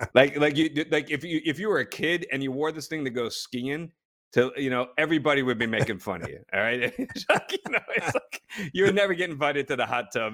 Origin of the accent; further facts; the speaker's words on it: New Jersey, United States; I grew up in Jersey